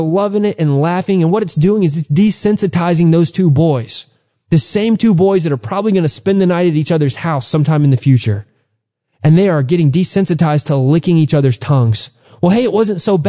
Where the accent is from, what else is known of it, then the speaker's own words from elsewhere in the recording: Texas, United States; growing up in Texas, there was tons of Mexican pride